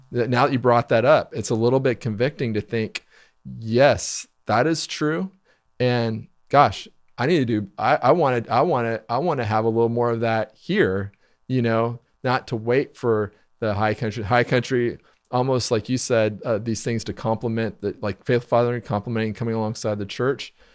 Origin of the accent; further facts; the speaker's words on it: Wichita, Kansas, United States; I grew up in Wichita